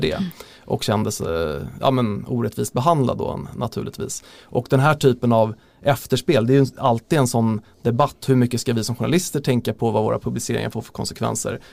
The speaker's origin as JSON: {"language": "Swedish", "town": "Lidingö", "region": "Stockholm County", "country": "Sweden", "said": "Jag är ju från Lidingö själv"}